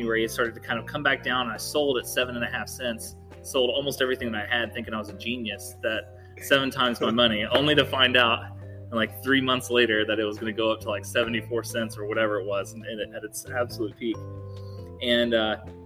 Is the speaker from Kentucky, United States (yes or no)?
yes; Mount Washington, Kentucky, United States; also born or lived in Louisville, Kentucky; I'm homegrown. I guess I grew up in Mount Washington, so just south of Louisville.